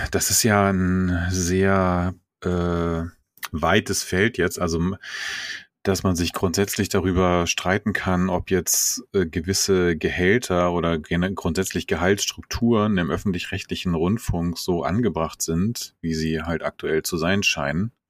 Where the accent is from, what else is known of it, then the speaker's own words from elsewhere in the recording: Hesse, Germany; born there; ich bin ja in Hessen geboren, aber hab da nur.